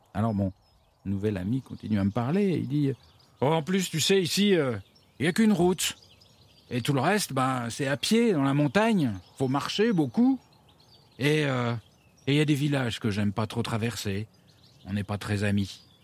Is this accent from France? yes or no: yes; France; je viens de France